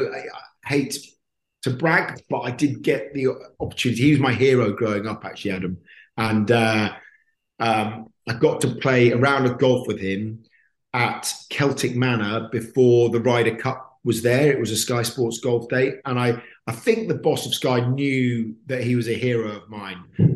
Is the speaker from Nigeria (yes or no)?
no; Perth, Western Australia, Australia; also born or lived in Canada; So I was born in Canada, not that I remember it. And then I moved to Australia because my dad worked for BP. So we moved around the world with BP. So I moved to Perth